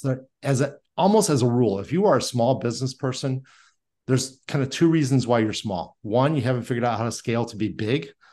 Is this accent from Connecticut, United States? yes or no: no; Indiana, United States; I was born and raised in Indiana